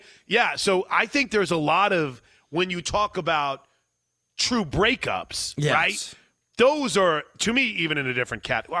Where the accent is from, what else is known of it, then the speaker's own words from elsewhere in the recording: Wood River, Illinois, United States; But I grew up in Wood River, Illinois. I grew up just outside of St. Louis.